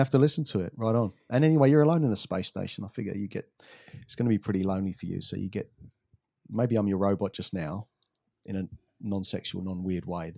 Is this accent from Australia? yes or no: no; England, United Kingdom; growing up in England